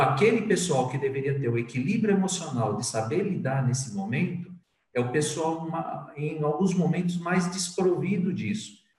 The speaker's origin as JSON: {"language": "Portuguese", "region": "São Paulo", "country": "Brazil", "also_born_or_lived": "Northeast Brazil / Angola", "moved": "as an adult", "said": "Eu sou de São Paulo, mas na verdade a, a profissão comercial, a profissão de marketing me levou a morar em vários lugares"}